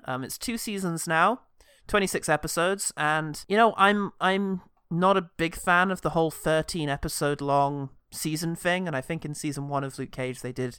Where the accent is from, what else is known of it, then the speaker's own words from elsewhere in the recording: United Kingdom; at least to me, being a British person, uniquely relatable and frightening.